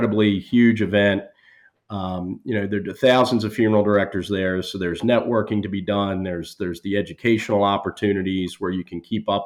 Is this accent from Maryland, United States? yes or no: yes; Baltimore, Maryland, United States; this is my hometown.